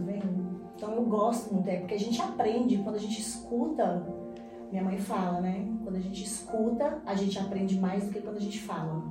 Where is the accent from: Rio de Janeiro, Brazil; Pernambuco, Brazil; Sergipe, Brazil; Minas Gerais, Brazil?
Minas Gerais, Brazil; Teófilo Otoni; also born or lived in Bahia; nasci aqui em Teófilo, sou mineira, é, mas vivi a minha primeira infância na Bahia, porque meu pai morava lá. E fiquei entre Teófilo e a Bahia.